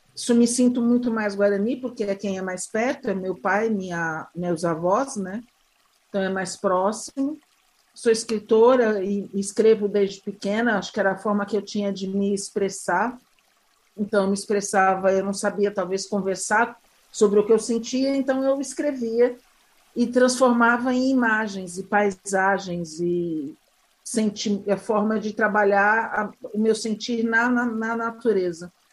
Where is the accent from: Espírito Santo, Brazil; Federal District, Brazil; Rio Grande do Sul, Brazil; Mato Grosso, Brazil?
Mato Grosso, Brazil; Pantanal of; nasci há 56 anos é, no Pantanal Mato Grossense, no extremo oeste do Pantanal